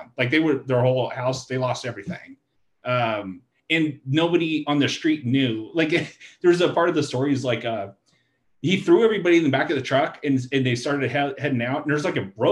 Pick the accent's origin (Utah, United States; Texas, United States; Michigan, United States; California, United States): Texas, United States; Stephenville; moved away; I'm from Steenville, but my family's in Granbury